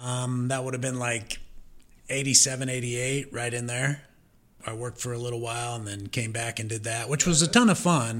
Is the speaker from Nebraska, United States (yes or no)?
yes; Omaha, Nebraska, United States; moved away as an adult; also born or lived in Missouri; I'm originally from Omaha, Nebraska, so I'm a Nebraskan